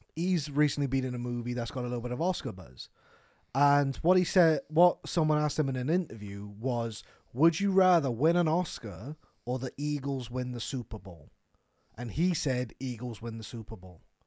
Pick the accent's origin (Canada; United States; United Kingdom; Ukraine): United Kingdom; Wales; we're Welsh